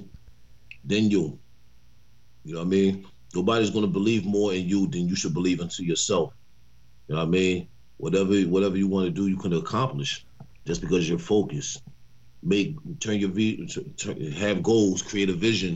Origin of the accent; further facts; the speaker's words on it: New York, United States; also born or lived in Philadelphia; I grew up in New York